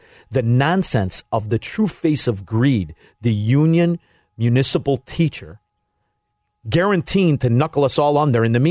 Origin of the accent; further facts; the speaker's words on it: Chicago, Illinois, United States; also born or lived in Florida; I'm from Chicago, Illinois